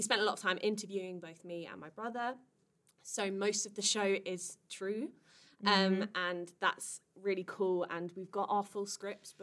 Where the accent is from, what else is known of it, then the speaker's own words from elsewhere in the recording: Kent, South East England, United Kingdom; I'm from Kent.